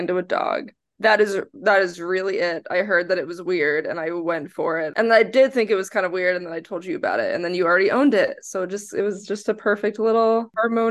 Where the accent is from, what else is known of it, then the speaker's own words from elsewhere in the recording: New Jersey, United States; also born or lived in Texas; now in New York City, United States; I grew up in New Jersey, and then I moved to Texas, and now I live in New York City